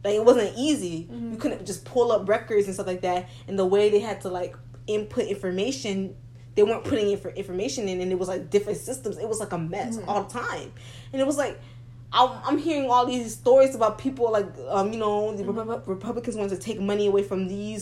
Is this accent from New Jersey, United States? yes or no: no; South Florida, United States; now in Tallahassee, United States; we grew up in South Florida